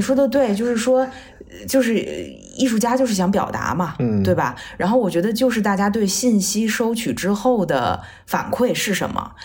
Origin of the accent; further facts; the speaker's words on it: China; 作为一个中国人